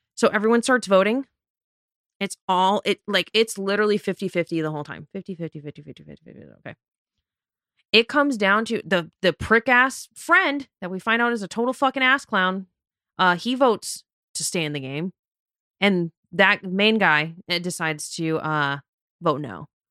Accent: Las Vegas, Nevada, United States; I'm born and raised in Las Vegas

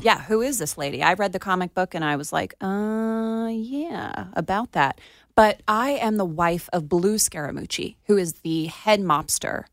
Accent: Plantation, Florida, United States; my hometown in Plantation

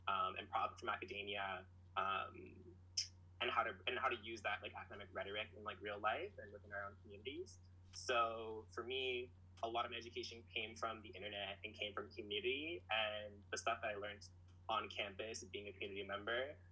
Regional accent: Orléans, Ontario, Canada; also born or lived in Ottawa-Gatineau; I grew up in Orleans, where it's not a, it's not somewhere where you're expected to, uh, like leave by any means.

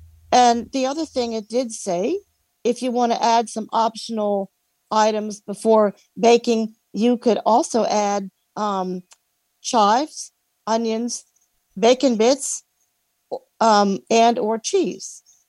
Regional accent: Alexandria, Virginia, United States; I'm from Alexandria, Virginia, where we've had some rain today.

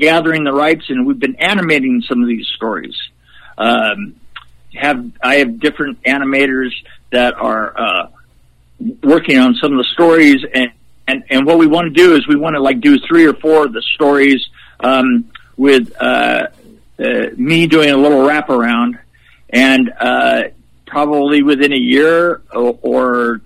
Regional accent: West Coast, United States; moved away as an adult; now in Nashville area, United States; I've been a West Coast boy all my life

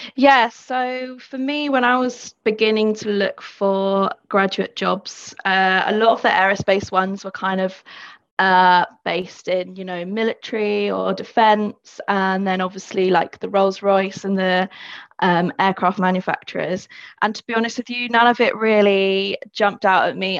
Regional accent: London, United Kingdom; I'm from London as well, so I've grown up using the tube.

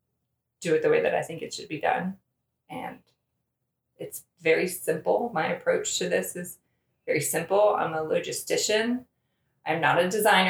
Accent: Calvert County, Southern Maryland, United States; moved away as an adult; also born or lived in Annapolis, Maryland; now in Charlottesville, United States; I am from a rural area in Maryland along the Chesapeake Bay. It's called Calvert County

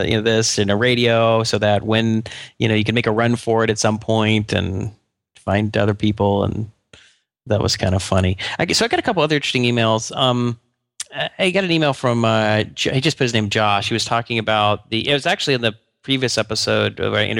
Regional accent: Atlanta, Georgia, United States; Yeah, actually, the CDC was right near where I grew up in Atlanta.

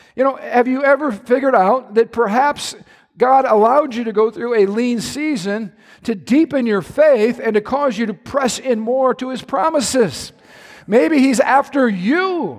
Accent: Midwest, United States; I love being a Midwesterner

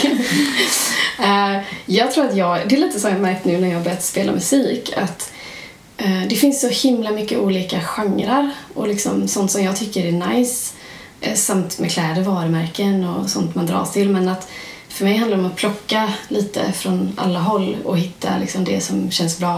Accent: Gothenburg, Västra Götaland, Sweden; vi som göteborgare också, att vi är mycket mer välkomnande för eh, olikheter här.

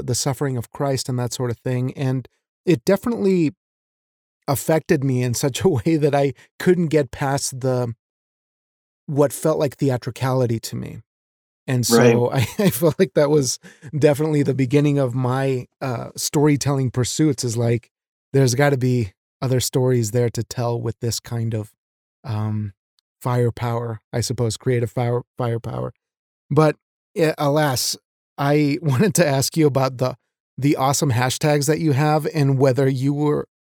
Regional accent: Mexico; moved away; I was raised in Mexico

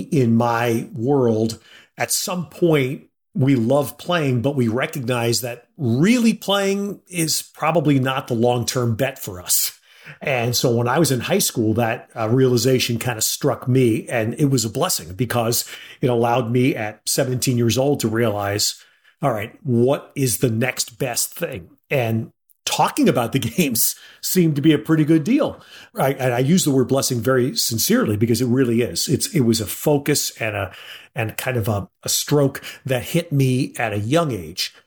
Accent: New York City, New York, United States; I was born and raised in and around New York City

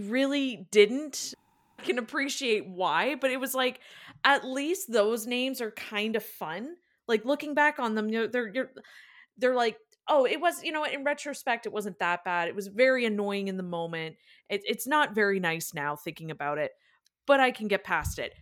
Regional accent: Ireland; I'm Irish

